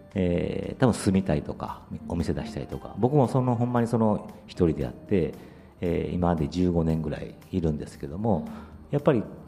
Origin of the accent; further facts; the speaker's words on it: Kyoto, Japan; also born or lived in Nagasaki / Osaka; もともと小学校4年の時に京都に来まして。で、まあ、長崎生まれの時大阪来て京都に来たんですけども